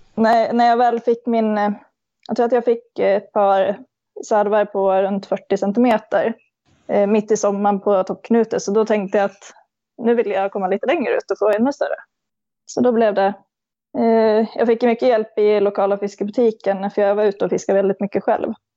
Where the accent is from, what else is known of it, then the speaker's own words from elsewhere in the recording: Kungsgården, Gävleborg County, Sweden; kommer ja, en liten bit utanför Gävle, Kungsgården, eh, växte jag upp